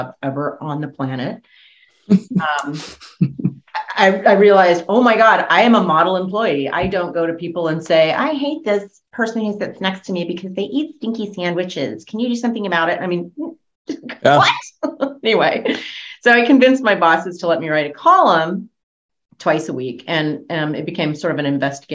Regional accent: Fresno, California, United States; I was raised in Fresno on a ranch.

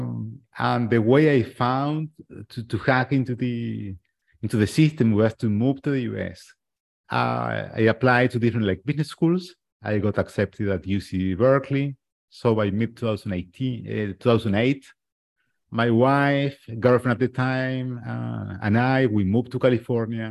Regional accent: Argentina; also born or lived in United States; now in Uruguay; I'm in Uruguay, but I was born and raised in Argentina, really close

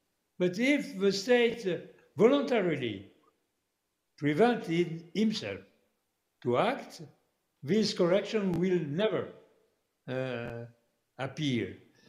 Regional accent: Canada; I'm not saying that because I'm a Canadian

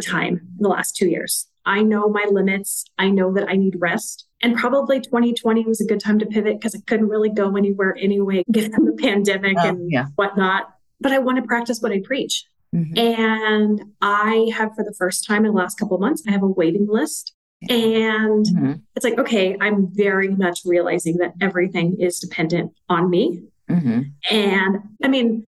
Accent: a small town in Western Kansas, United States; moved away as an adult; I was from a small town in Western Kansas

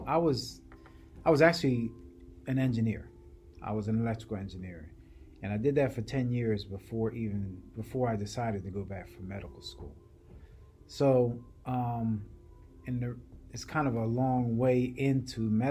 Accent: Williamstown, New Jersey, United States; The town I grew up in is called Williamstown, New Jersey

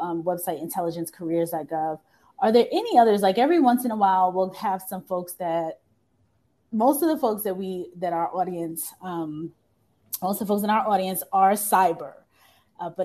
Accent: New York, United States; now in Washington, D.C., United States; I'm from New York, and I didn't know many people in the military in New York.

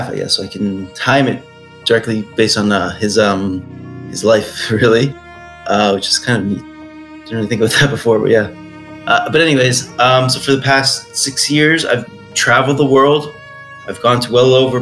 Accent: Toronto, Ontario, Canada; my hometown in Toronto

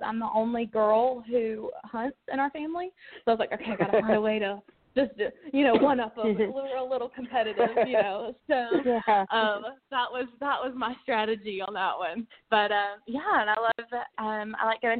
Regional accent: Hinesville, Georgia, United States; moved away as an adult; now in Nashville, United States; I'm from Southeast Georgia, Hinesville, right south of Savannah

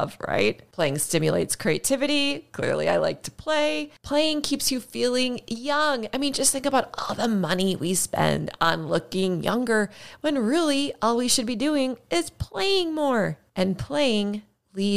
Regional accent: Minnesota, United States; I'm from Minnesota. We have snow.

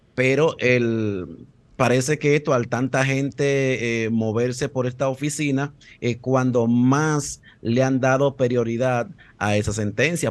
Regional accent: Dominican Republic; ya no conocemos nosotros cómo somos los dominicanos

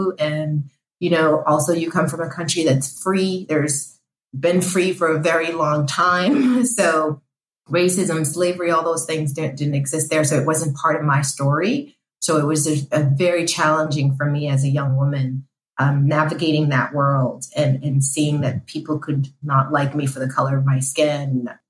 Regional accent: Haiti; now in United States; my parents and I, we came from Haiti as an immigrant. We didn't have a lot.

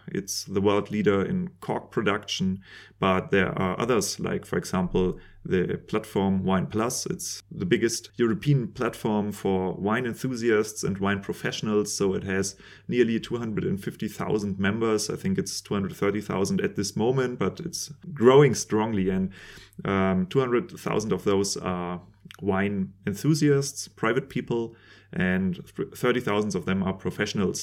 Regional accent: Germany; I'm a winemaker from Germany

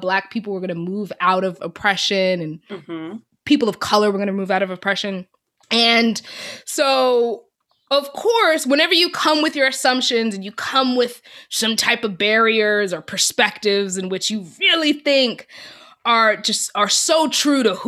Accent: New York, United States; moved away as an adult; I was this girl from New York, from the North, Christian

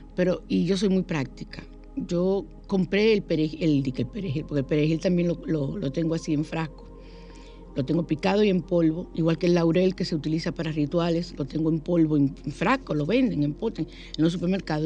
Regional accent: San Cristóbal, Dominican Republic; en mi pueblo, en San Cristóbal

